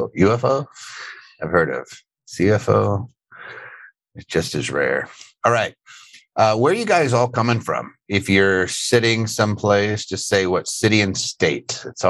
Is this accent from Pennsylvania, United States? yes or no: yes; Philadelphia, Pennsylvania, United States; Philadelphia, PA, my hometown.